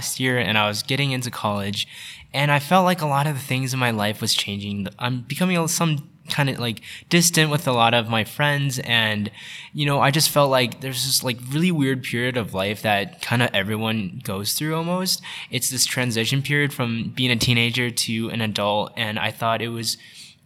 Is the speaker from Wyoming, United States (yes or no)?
yes; Wyoming, United States; moved away as an adult; also born or lived in Beijing, China; now in Los Angeles, United States; born in Beijing, grew up in the States, in Wyoming